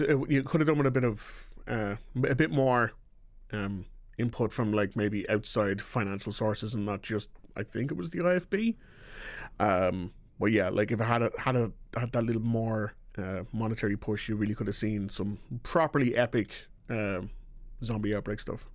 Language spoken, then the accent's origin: English; Ireland; I am from Ireland